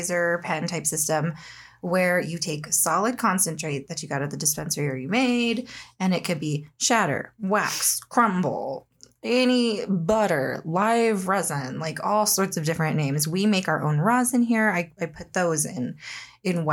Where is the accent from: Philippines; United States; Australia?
United States; I'm an American.